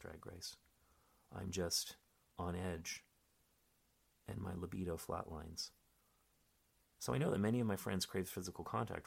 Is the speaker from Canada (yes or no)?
yes; Canada; now in Berlin, Germany; I'm a Canadian stand-up comic living in Berlin.